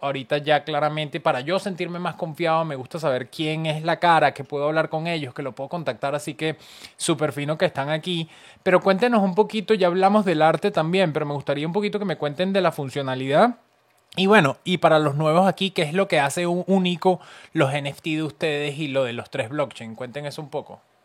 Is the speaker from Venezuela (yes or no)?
yes; Venezuela; como venezolana